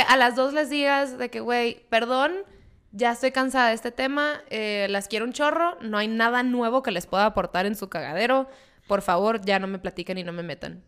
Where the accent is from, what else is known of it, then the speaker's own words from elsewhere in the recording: Mexicali, Baja California, Mexico; moved away; yo soy oriunda de Mexicali, soy por ende cachanilla.